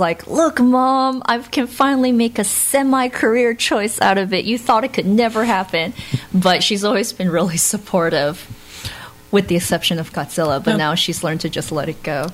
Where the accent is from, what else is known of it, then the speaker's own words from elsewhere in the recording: United States; also born or lived in Florida; I was born and raised in America.